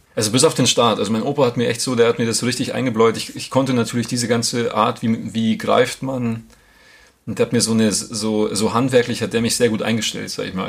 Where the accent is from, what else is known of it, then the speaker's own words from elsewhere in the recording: Grassau, Bavaria, Germany; moved away as an adult; now in Munich, Germany; Grasau, es ist eh cool, wo ich herkomme